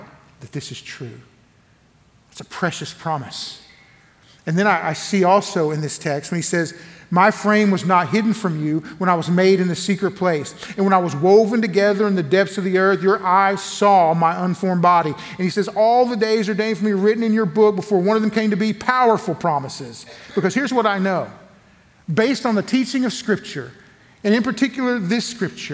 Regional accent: Elgin, Oklahoma, United States; now in Lawton, United States; I come from a little place called Elgin, Oklahoma, same county where I'm pastoring at now. I live now in Lawton, Oklahoma. I'm at First Baptist Church of Lawton, Oklahoma. But I grew up just down the road in Elgin

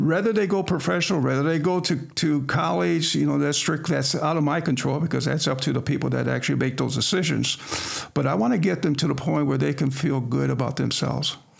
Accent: Sterling, Illinois, United States; also born or lived in Quincy, Illinois; I was born and raised here in Sterling

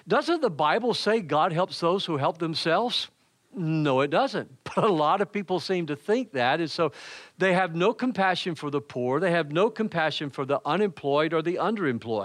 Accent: Macon, Georgia, United States; moved away; I am originally from Macon, Georgia.

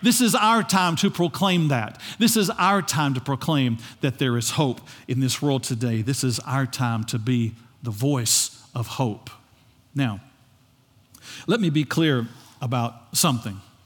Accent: United States; we, as American citizens, have a right

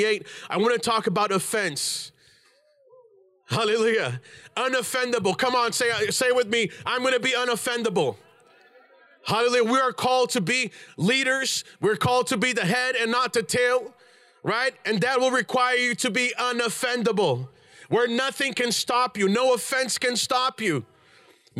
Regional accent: Brazil; moved away; I'm Brazilian, I was born in Brazil

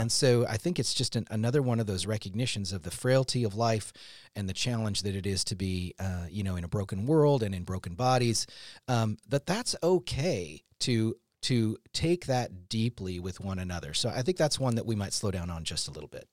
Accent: Seattle, Washington, United States; we were in Seattle

